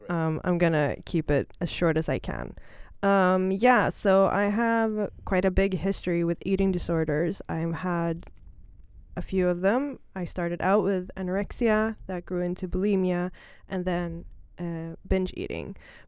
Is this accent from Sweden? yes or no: yes; Stockholm, Stockholm County, Sweden; English is a second language; I'm born and raised in Stockholm. I'm 30 years old.